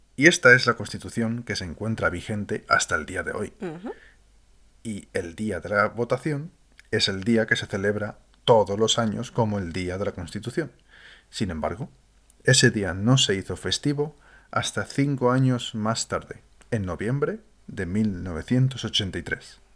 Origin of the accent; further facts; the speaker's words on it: Spain; llamamos los españoles